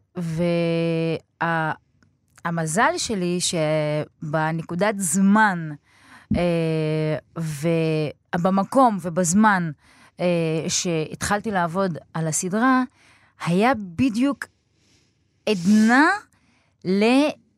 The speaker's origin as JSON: {"language": "Hebrew", "town": "Beersheba", "region": "Southern District", "country": "Israel", "tie": "born or raised there", "also_born_or_lived": "Budapest", "said": "גדלתי בבאר שבע, נולדתי בבודווסט"}